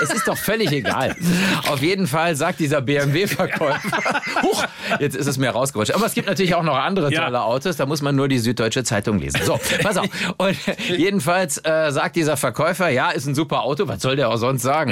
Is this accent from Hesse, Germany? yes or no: no; Cologne, North Rhine-Westphalia, Germany; Ich bin ja mit dem äh, Deutz-Traktor als Kölner aufgewachsen